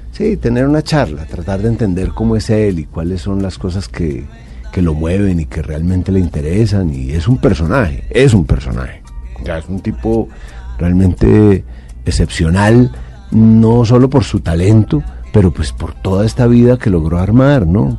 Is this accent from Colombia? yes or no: yes; Colombia; somos los colombianos